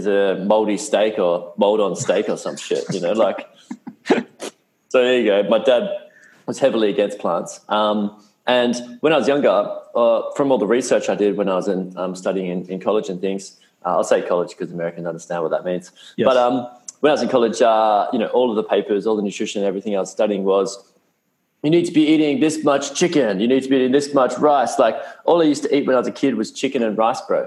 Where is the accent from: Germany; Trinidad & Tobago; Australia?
Australia; Perth, Western Australia; moved away as an adult; also born or lived in United States; I grew up in Perth, Western Australia